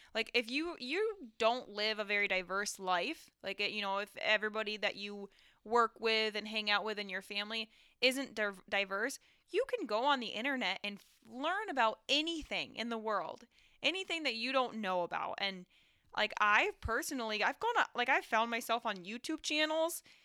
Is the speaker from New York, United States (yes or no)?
yes; Owego, New York, United States; where I grew up in Owego and the surrounding towns